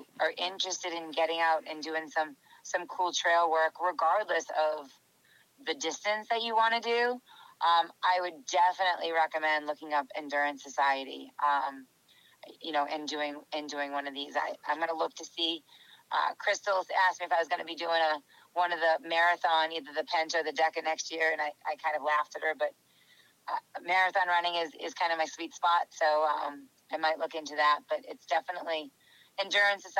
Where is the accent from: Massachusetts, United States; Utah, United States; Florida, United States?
Massachusetts, United States; Boston; I'm from Boston